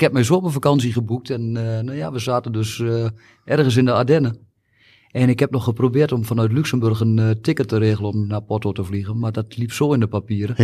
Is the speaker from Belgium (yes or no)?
no; Almelo, Overijssel, Netherlands; ik ben 50 jaar, geboren en getogen in Almelo.